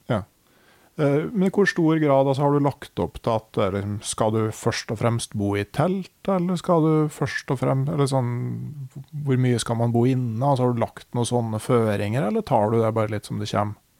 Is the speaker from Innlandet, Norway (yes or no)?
yes; Gausdal, Innlandet, Norway; I hjembygda mi i Gausdal så var det jo helt vilt